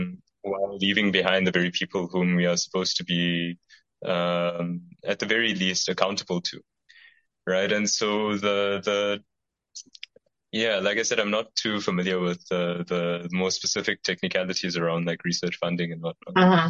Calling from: South Africa; the fact that I'm speaking from South Africa, which is a context that I'm, as I'm sure you're familiar with, yes, it definitely has its problems

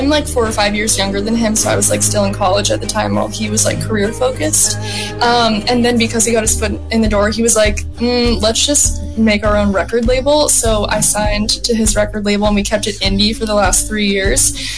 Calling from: Los Angeles, California, United States; I'm joining us from Los Angeles, and I've been really good.

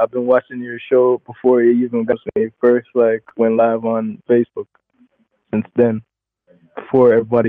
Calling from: Jamaica; I'm calling from Jamaica.

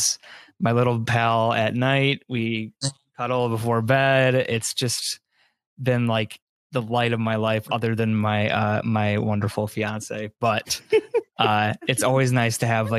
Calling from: Mount Pleasant, Michigan, United States; I am calling in from Michigan, Mount Pleasant, Michigan, to be specific.

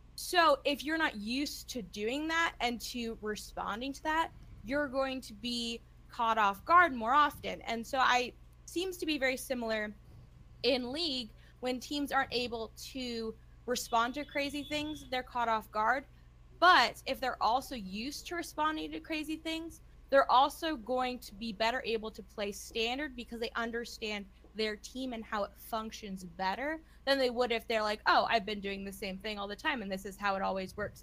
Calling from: Austin, Texas, United States; also born or lived in Omaha, Nebraska; I am calling from Austin

